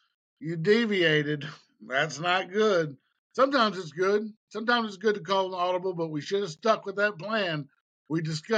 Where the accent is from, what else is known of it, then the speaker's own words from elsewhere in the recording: Cleveland, Tennessee, United States; right here in my hometown, beautiful Cleveland, Tennessee